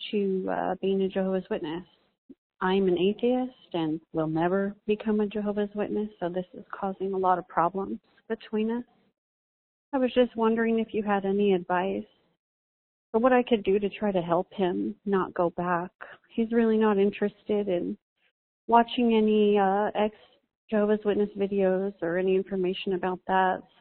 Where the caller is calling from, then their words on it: California, United States; I'm from California.